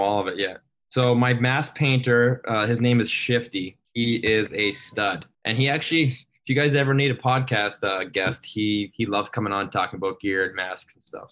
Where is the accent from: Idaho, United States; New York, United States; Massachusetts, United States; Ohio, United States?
Massachusetts, United States; North Andover; moved away; We're both from North Andover, Massachusetts.